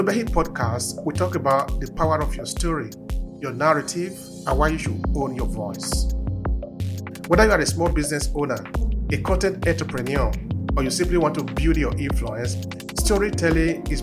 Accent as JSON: {"language": "English", "country": "Nigeria", "moved": "as an adult", "lives_now": "Verona, Italy", "said": "originally, I am from Nigeria"}